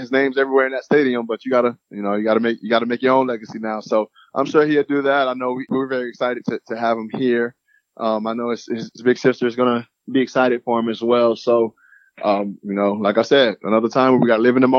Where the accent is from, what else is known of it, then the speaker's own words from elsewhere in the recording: Lakeland, Florida, United States; now in Gainesville, United States; I'm from Lakeland, which is, you know, hour and a half from here